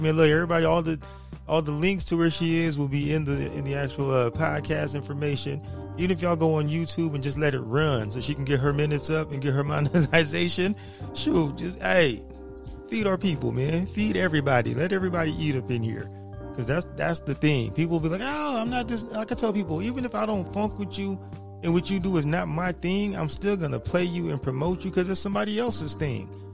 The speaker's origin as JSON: {"language": "English", "town": "San Diego", "region": "California", "country": "United States", "tie": "born or raised there", "said": "born and raised in San Diego"}